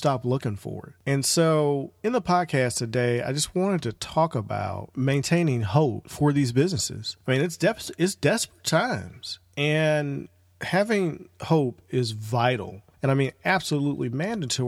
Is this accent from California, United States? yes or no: no; St. Louis, Missouri, United States; right here in my hometown of St. Louis